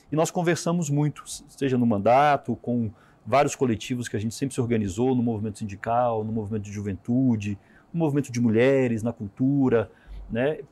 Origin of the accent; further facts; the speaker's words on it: Minas Gerais, Brazil; now in Brasília, Brazil; eu sou mineiro